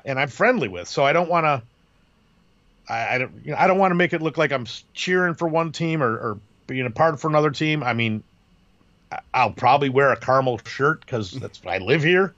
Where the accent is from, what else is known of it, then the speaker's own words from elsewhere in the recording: Chicago, Illinois, United States; moved away as an adult; now in Carmel, United States; I'm from Chicago.